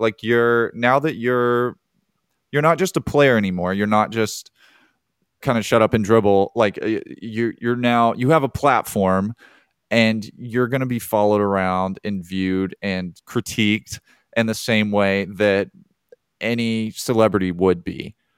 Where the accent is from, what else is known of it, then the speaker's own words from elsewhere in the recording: Birmingham, Alabama, United States; I grew up in Birmingham, and I have mutual friends with Bo Nix, and then I went to high school with his wife.